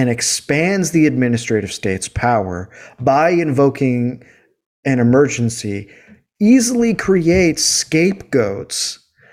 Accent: United States; we're Americans

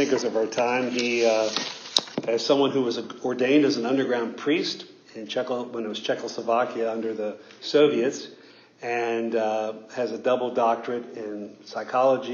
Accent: northern Bible Belt, United States; I grew up in the northern end of the Bible Belt

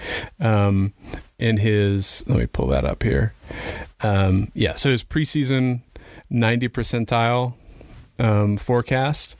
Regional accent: Chicago, Illinois, United States; I grew up in Chicago, kind of.

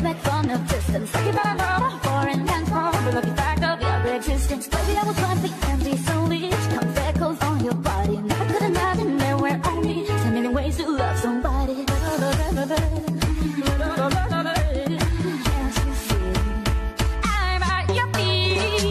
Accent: Canada; as a Canadian

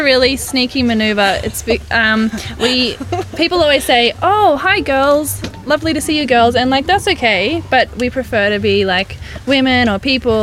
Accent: Central Coast, New South Wales, Australia; the place where we grew up on the Central Coast

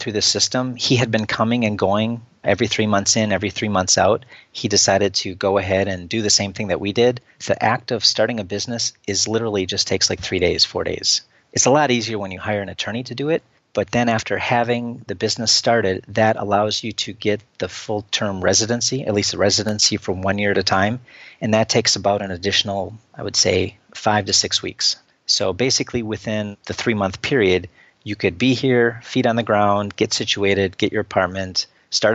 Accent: Sturgeon Bay, Wisconsin, United States; moved away as an adult; also born or lived in Philippines; now in Romania; my hometown in Sturgeon Bay, Wisconsin

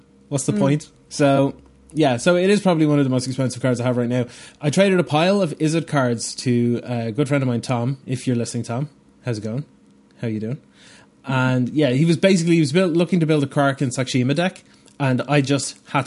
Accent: Bray, Leinster, Ireland; Bray is the name of the town that I grew up in Ireland here

